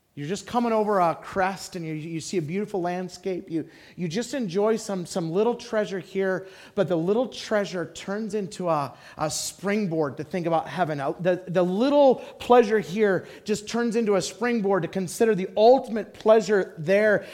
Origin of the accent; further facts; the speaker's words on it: Idaho, United States; moved away; I loved growing up in Idaho